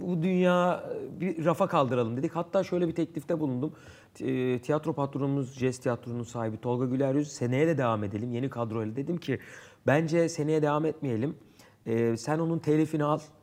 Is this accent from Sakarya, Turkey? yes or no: no; Istanbul, Turkey; Erenköy. Bağdat Caddesi çocuğuyum.